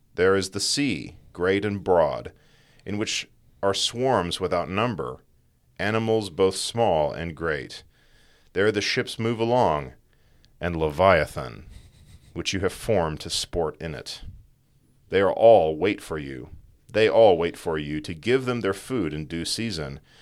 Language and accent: English; East Texas, United States; now in West Texas, United States; growing up in East Texas, where you're basically in forest and there's lots of trees